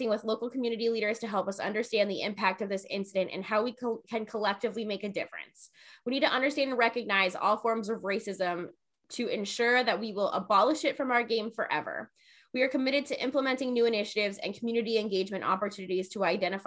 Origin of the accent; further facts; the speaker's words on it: Jacksonville, Florida, United States; I'm from Jacksonville